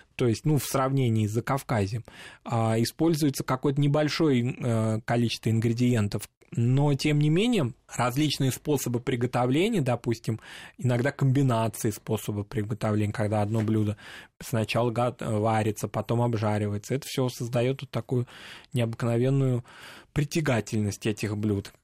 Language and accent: Russian; North Ossetia–Alania, Russia; в Северной Осетии у нас